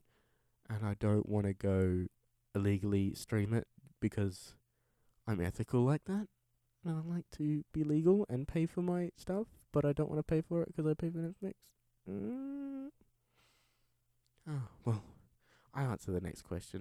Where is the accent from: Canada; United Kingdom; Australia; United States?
Australia; Perth, Western Australia; I am originally from Perth in Western Australia. I still live here.